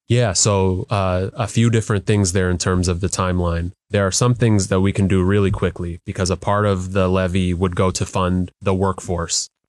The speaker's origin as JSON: {"language": "English", "town": "Skyway", "region": "Washington", "country": "United States", "tie": "born or raised there", "said": "the lives of my brother and sister were when we lived in Skyway"}